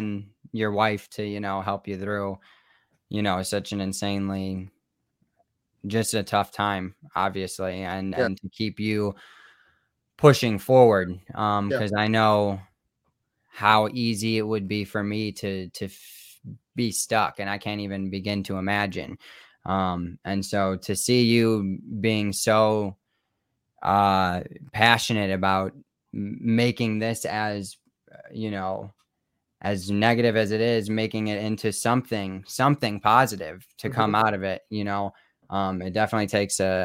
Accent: Rockford, Illinois, United States; moved away; also born or lived in Chicago / Milwaukee; growing up in Rockford

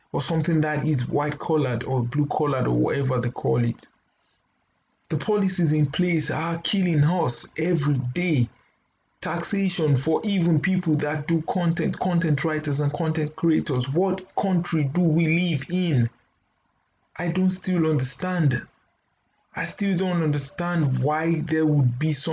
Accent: Nigeria; we can do as Nigerian youth.

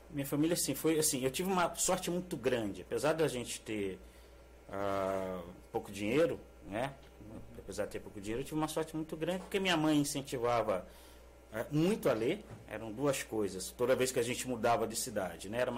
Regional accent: Mogi das Cruzes, São Paulo, Brazil; also born or lived in Guararema / Rio de Janeiro / Minas Gerais / Brasília; olha, eu nasci em Guararema, mas me criei em diversas partes do país e tive uma, uma adolescência mais marcante no município de Mogi das Cruzes, em São Paulo, que é onde minha família ainda reside

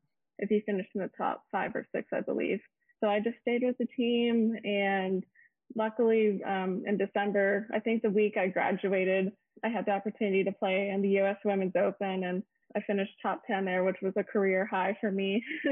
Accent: Austin, Texas, United States; I'm currently a professional golfer on the LPGA Tour. This is my rookie year. I'm from Austin, Texas.

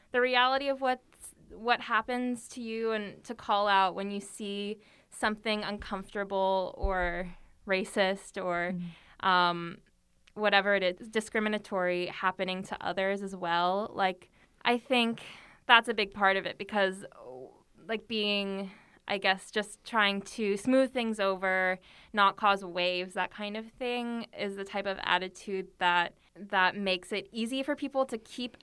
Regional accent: United States; moved away as an adult; now in South Korea; my mom is Korean, my dad is white, um, and I grew up mostly in America

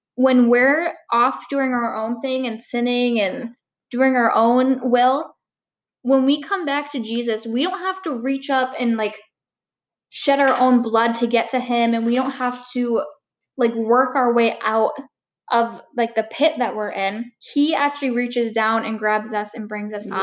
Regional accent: Marquette, Michigan, United States; also born or lived in Calumet, Michigan; I lived there for about eight years and then moved to Marquette

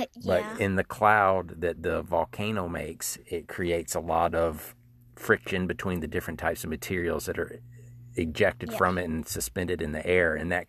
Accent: the South, United States; now in Tennessee, United States; So we're from the South, aren't we? Where do we live?

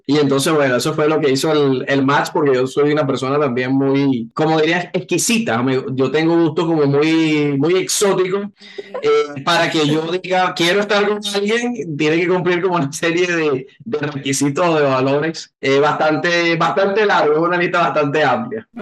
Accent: Caracas, Capital District, Venezuela; now in Colombia; mi natal Caracas, a Venezuela

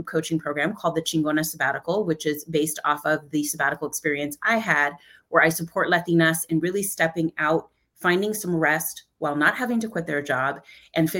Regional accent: Central Valley of California, United States; I am from the Central Valley of California. I am a Mexicana, Venezolana, grew up though in a farm worker community

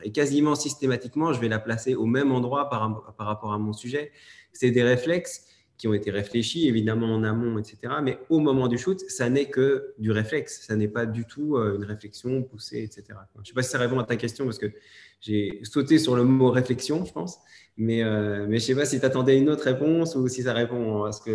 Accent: Belgium; je suis belge

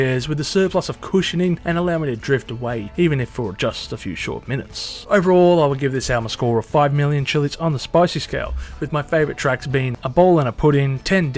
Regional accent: Australia

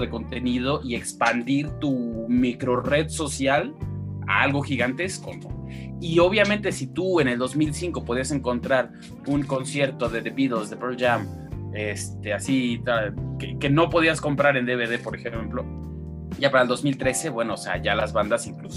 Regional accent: Mexico; nosotros como mexicanos, todos tenemos una de esas máquinas en casa

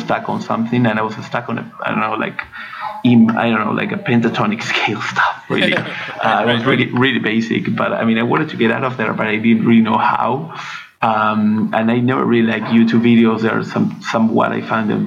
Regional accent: Argentina; moved away as an adult; also born or lived in France; I'm from Argentina.

